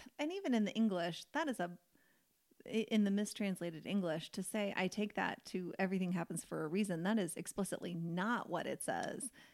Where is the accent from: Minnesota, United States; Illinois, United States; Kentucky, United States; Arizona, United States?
Kentucky, United States; I grew up in Kentucky, which is like basketball territory